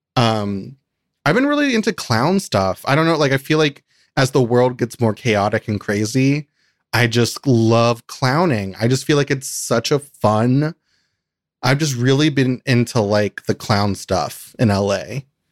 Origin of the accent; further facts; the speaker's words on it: Kentucky, United States; moved away; I grew up in Kentucky